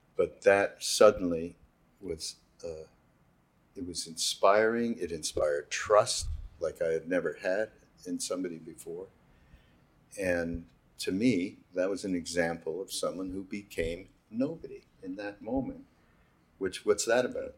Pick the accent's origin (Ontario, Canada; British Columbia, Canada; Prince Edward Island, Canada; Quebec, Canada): Quebec, Canada; Montreal; I'm from Montreal, as you know, from Quebec